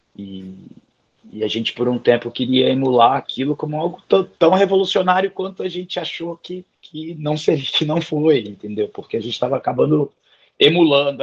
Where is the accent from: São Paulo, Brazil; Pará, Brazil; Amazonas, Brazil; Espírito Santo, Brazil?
Espírito Santo, Brazil; Vitória; Eu sou capixaba de Vitória, nascido e criado